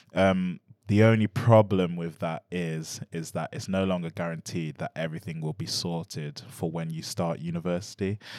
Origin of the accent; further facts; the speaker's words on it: Nottingham, East Midlands, United Kingdom; I'm born in Nottingham, I'm born and bred in Nottingham